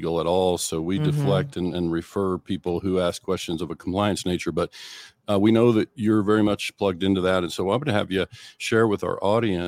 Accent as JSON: {"language": "English", "region": "Oklahoma Panhandle", "country": "United States", "tie": "born or raised there", "also_born_or_lived": "North Texas", "said": "I grew up in the Oklahoma Panhandle"}